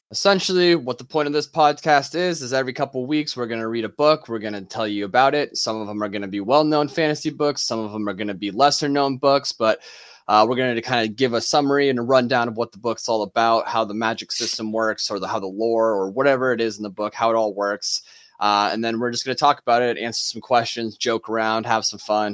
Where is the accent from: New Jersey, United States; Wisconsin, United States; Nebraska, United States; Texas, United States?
Nebraska, United States; we're all three from Nebraska